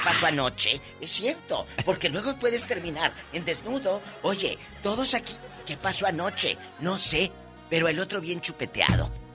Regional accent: Matamoros, Tamaulipas, Mexico; en mi tierra, en Matamoros, Tamaulipas

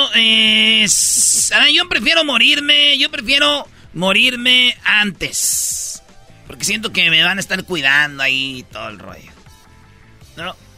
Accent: Michoacán, Mexico; luego nací yo, en filita, güey, todos, cinco, somos de Michoacán

